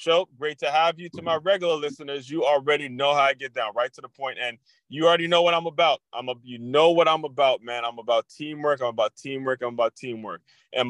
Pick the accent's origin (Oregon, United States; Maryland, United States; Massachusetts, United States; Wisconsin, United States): Maryland, United States; Silver Spring; I grew up in Silver Spring, Maryland